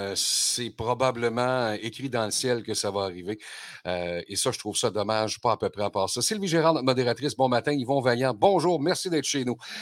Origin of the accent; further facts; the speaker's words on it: Quebec, Canada; chez nous au Québec